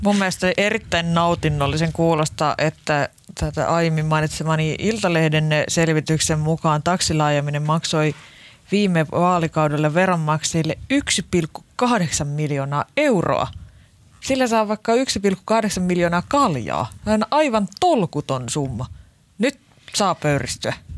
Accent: Lahti, Päijät-Häme, Finland; niin kuin meillä Lahdessa päin sanotaan

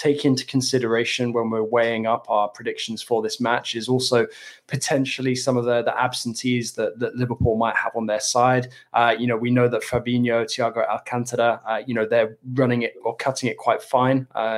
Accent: Paris region, Île-de-France, France; when I was growing up in the Paris region

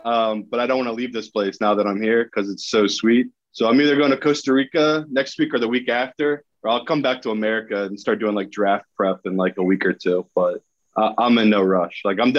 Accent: United Kingdom; I am burned to a crisp because I'm a British white guy on the equator.

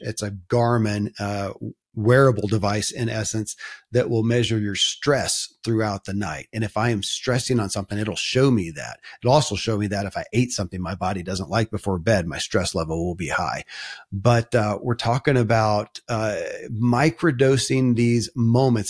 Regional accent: Kentucky, United States; born or raised there

